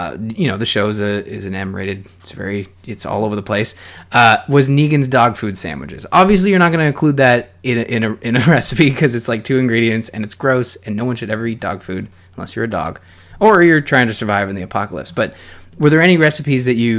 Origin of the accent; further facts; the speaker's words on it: Canada; I'm Canadian.